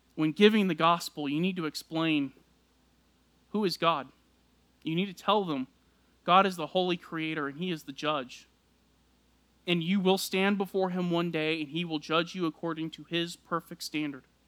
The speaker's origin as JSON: {"language": "English", "region": "South Texas", "country": "United States", "tie": "born or raised there", "said": "I grew up in South Texas"}